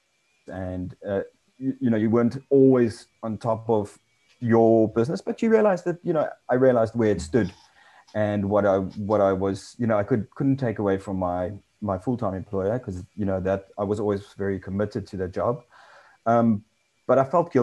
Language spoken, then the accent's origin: English; South Africa; also born or lived in England; came back to South Africa